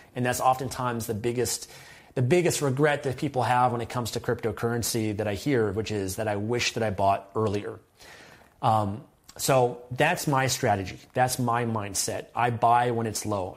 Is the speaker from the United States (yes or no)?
no; Canada; as a Canadian